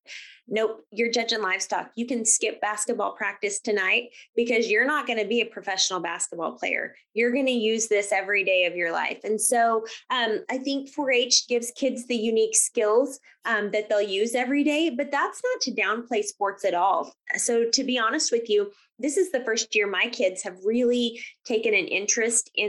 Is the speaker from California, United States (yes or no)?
no; Grant County, Kansas, United States; also born or lived in Cowley County, Kansas; So I grew up in Grant County